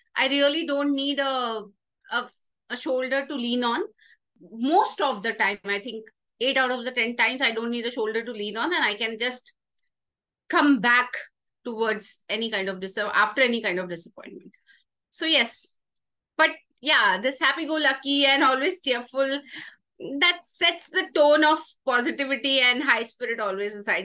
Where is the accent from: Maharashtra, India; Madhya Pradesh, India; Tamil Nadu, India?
Madhya Pradesh, India; Indore; moved away as an adult; also born or lived in Delhi; now in Bangalore, India; I was born in Delhi at my granny's place, uh, being a native of Delhi, a core Delhiite at heart. Uh, now turned little bit of Bangalorean, but yes, Delhi flows in the DNA. Uh, followed by my schooling in Indore, Madhya Pradesh. Till 12th standard, I was in Indore, Madhya Pradesh.